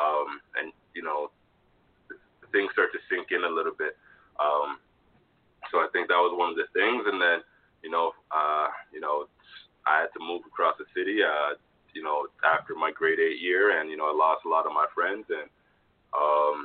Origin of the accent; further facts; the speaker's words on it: Toronto, Ontario, Canada; also born or lived in Jamaica; I was born in Jamaica, raised in Toronto.